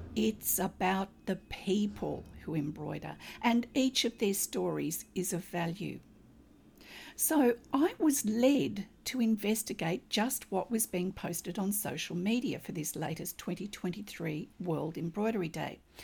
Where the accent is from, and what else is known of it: Australia